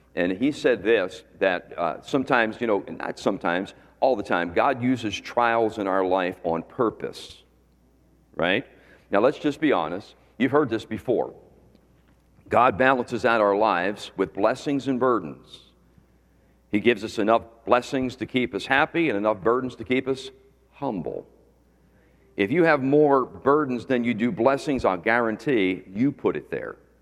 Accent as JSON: {"language": "English", "town": "Philadelphia", "region": "Pennsylvania", "country": "United States", "tie": "born or raised there", "also_born_or_lived": "Lancaster County, Pennsylvania", "moved": "as an adult", "lives_now": "Florida, United States", "said": "I was born in Philadelphia"}